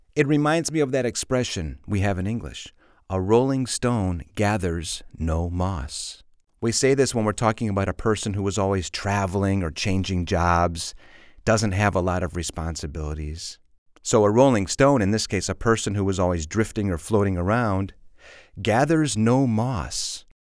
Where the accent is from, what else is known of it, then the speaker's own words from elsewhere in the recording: Chicago suburbs, Illinois, United States; I grew up in the suburbs, but I say I'm from Chicago